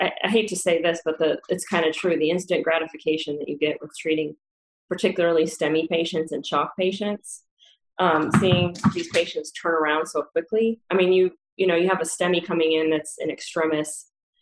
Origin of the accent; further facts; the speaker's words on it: Indianapolis, Indiana, United States; moved away as an adult; also born or lived in Chapel Hill, North Carolina; now in Georgia, United States; I grew up in Indiana. I was born in Indianapolis